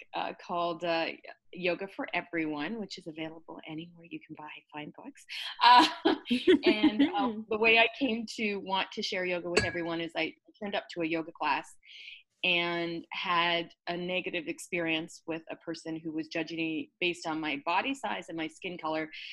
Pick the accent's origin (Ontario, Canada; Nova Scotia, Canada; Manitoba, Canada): Ontario, Canada; Burlington; I'm Canadian, born and raised in a smaller town. It used to be like a dirt road when I was growing up, but it's the thriving metropolis now at Burlington